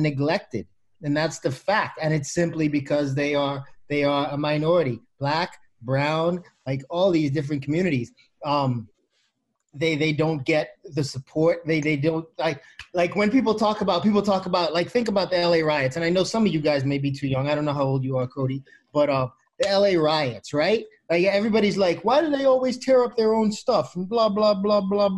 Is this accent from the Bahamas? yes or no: yes; Bahamas; I'm from the Bahamas